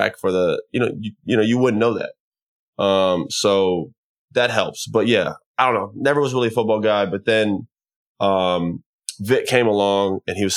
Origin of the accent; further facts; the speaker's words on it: Orlando, Florida, United States; growing up in Florida